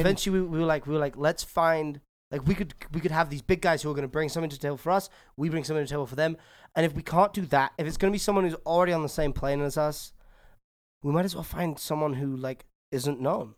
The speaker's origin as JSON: {"language": "English", "region": "England", "country": "United Kingdom", "said": "I'm English"}